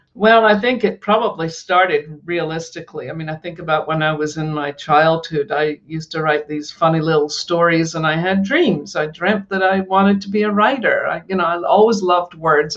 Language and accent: English; Scotland, United Kingdom; I grew up in Scotland and I grew up in a very working class family.